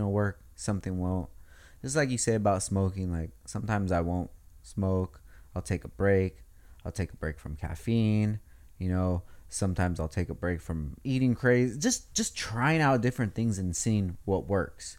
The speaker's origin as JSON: {"language": "English", "town": "Oxnard", "region": "California", "country": "United States", "said": "We're all from Oxnard"}